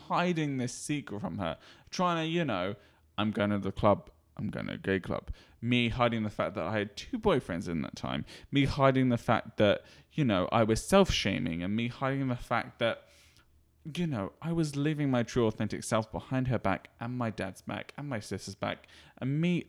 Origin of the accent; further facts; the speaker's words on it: United Kingdom; I'm British, I don't get emotional.